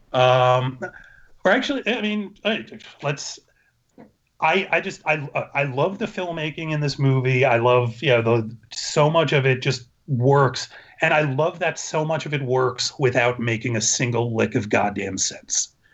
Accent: New York, United States; moved away; I was a New York Jew who visited my grandmother in Disney World all the time

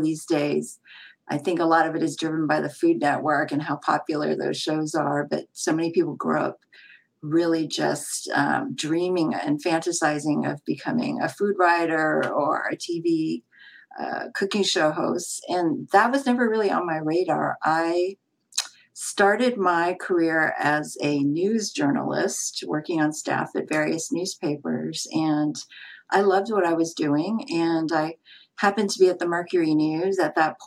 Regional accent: San Francisco, California, United States; I grew up in San Francisco and I'm a Chinese American background

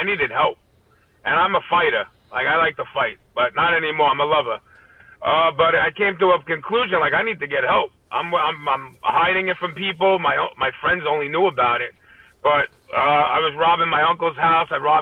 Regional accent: New York City, New York, United States; also born or lived in Staten Island; I grew up in Brooklyn. Then I moved to Staten Island

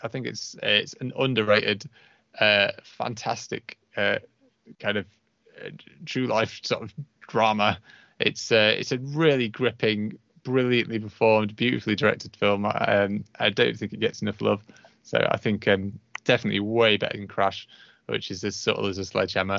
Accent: United Kingdom; I'm British

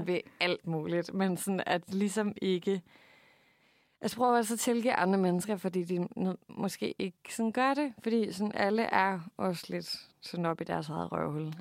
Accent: Funen, Southern Denmark, Denmark; vi er simpelthen fra Fyn begge

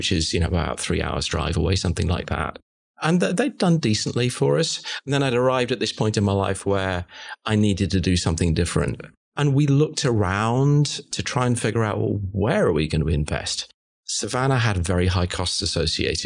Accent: United Kingdom; moved away as an adult; also born or lived in London; now in Charlotte, United States; I'm a Brit, as you can probably hear.

